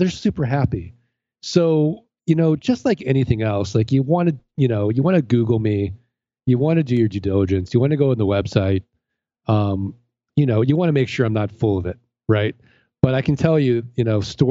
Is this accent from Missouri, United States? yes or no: yes; St. Louis, Missouri, United States; I'm from St. Louis.